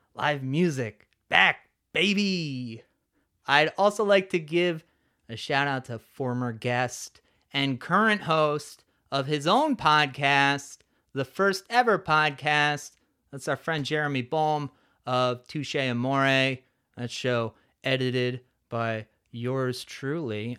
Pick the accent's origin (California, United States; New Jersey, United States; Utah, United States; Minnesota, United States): New Jersey, United States; Neshanic Station; it's Somerset County, little town called Neshannock